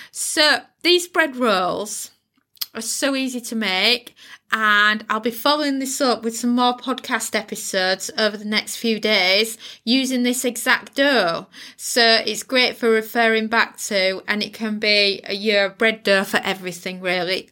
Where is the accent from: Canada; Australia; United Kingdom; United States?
United Kingdom; accent: UK; if you live in the uk you can tell by my accent accent where i live